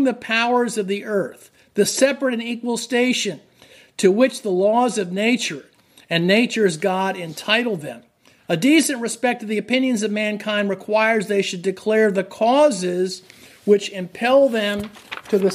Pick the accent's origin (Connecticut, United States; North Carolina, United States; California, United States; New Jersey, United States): New Jersey, United States; now in Massachusetts, United States; I grew up in New Jersey